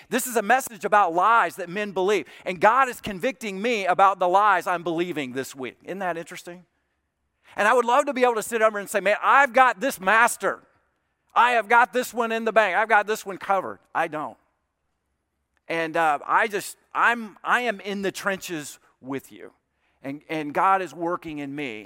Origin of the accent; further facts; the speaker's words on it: South Alabama, United States; Troy State University, which is in, in South Alabama, not far from my hometown